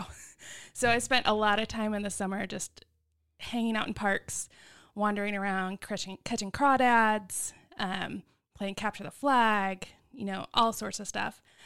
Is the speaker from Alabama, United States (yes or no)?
yes; Hoover, Alabama, United States; now in Texas, United States; I grew up in Alabama.